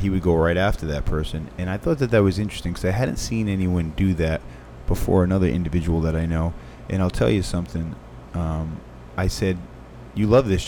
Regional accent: Fall River, Massachusetts, United States; moved away as an adult; also born or lived in Richmond, Virginia; I'm from Fall River, Massachusetts

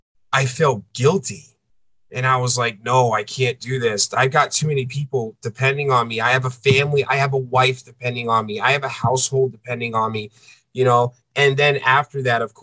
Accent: East Coast, United States; moved away as an adult; I'm a coastal boy. I grew up on the East Coast.

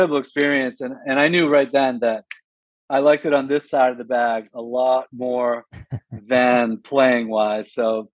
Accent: Maine, United States; I'm from Maine

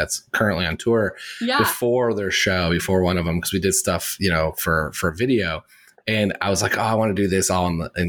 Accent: Indiana, United States; now in New York, United States; I'm from Indiana

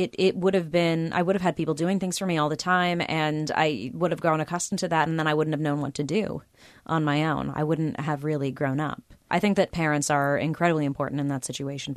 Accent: Los Angeles, California, United States; I grew up in Southern California where there are pools everywhere.

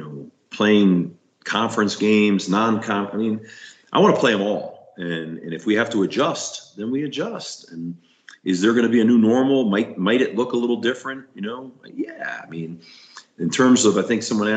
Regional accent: Northeast, United States; also born or lived in Florida; now in Colorado, United States; I'm from the Northeast

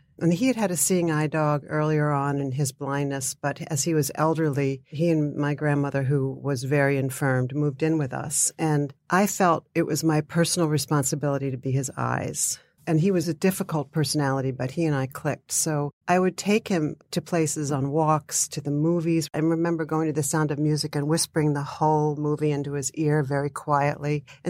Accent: Pennsylvania, United States; I grew up outside of Philadelphia. So there were great museums.

